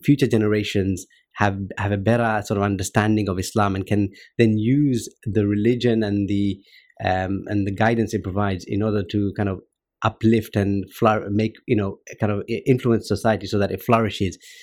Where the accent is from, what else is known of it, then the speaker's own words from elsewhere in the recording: Luton, East of England, United Kingdom; grew up in Luton